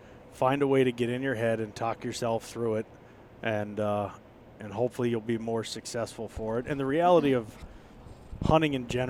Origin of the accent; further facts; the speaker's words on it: Pittsburgh, Pennsylvania, United States; In case anybody didn't know, I was born and raised in the Berg.